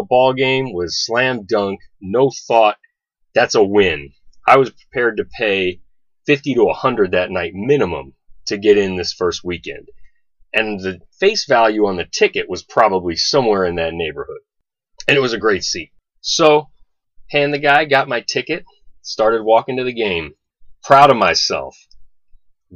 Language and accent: English; New York City, New York, United States; I grew up in New York City.